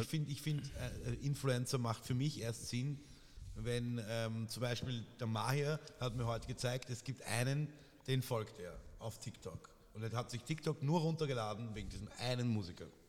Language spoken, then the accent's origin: German; Vienna, Austria; als echter Wiener